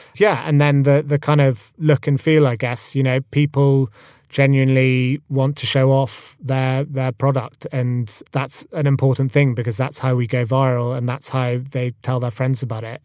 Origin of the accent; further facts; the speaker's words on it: Scotland, United Kingdom; Freddie and I grew up together in Scotland.